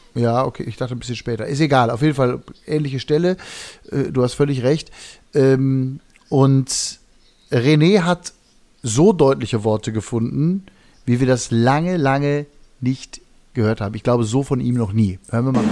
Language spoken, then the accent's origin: German; Hagen, North Rhine-Westphalia, Germany; wie wir in Hagen sagen, wo ich herkomme